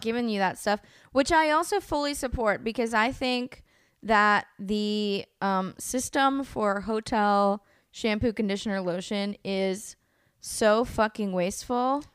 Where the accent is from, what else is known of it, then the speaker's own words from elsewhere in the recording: El Sobrante, California, United States; also born or lived in Oakland, California; as a little kid, um, this town called El Sobrani, which is, like, on the border of Richmond